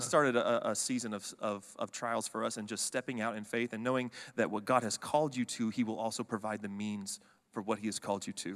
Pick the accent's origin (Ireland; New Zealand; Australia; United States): United States; Fort Worth, Texas; now in College Station, United States; me and my wife both grew up in the Dallas-Fort Worth area. We grew up on the Fort Worth side